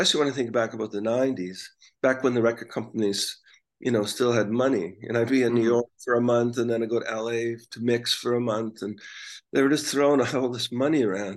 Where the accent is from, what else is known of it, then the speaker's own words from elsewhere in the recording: Canada; we're from Canada